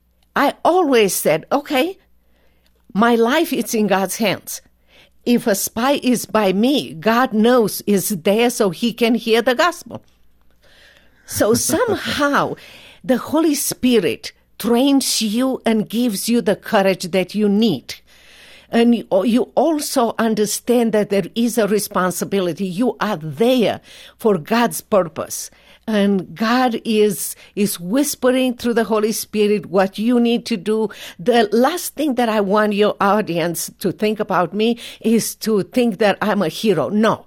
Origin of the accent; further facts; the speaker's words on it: Romania; The earliest thing that I remember as a 6 years old child was the fact that my parents were politically correct outside of the home.